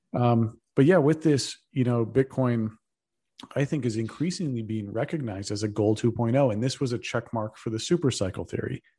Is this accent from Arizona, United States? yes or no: no; Texas, United States; moved away as an adult; now in San Francisco, United States; I'm a Texan